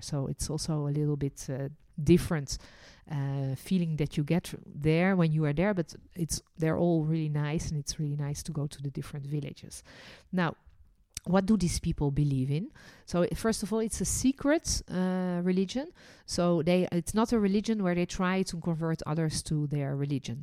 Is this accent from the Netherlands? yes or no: yes; Netherlands; also born or lived in France; now in Israel; I was born in Holland. then lived and worked as a licensed tour guide in France and ended my journey living and working in Israel